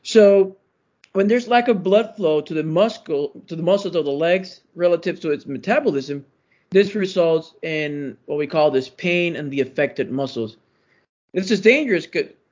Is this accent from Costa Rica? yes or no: no; Puerto Rico; moved away as an adult; also born or lived in Michigan / Tennessee; now in Memphis, United States; I'm originally from Puerto Rico